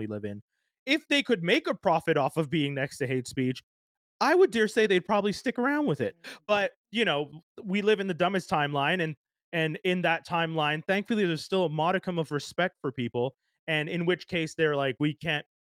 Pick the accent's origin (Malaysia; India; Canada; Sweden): Canada; Quebec; as a black man growing up in Canada, in Quebec